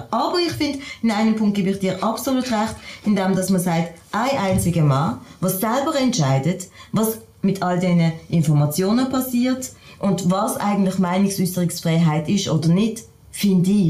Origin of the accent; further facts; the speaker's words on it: Switzerland; Als, als, als Schweizerin kenne ich das natürlich anders